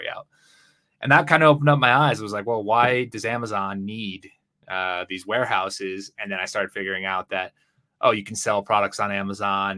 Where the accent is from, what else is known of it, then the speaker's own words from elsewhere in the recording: Connecticut, United States; moved away as an adult; now in Guadalajara, Mexico; I'm from Connecticut originally. I live in Guadalajara, Mexico now